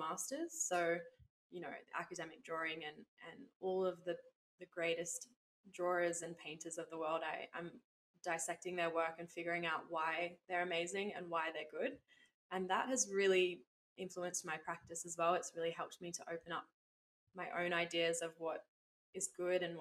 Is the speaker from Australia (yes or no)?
yes; Lennox Head, New South Wales, Australia; my hometown here in Lenox